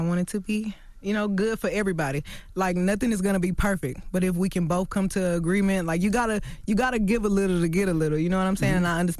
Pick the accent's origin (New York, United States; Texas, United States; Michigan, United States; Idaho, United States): Texas, United States; Houston; I mean, you know, I'm from Houston.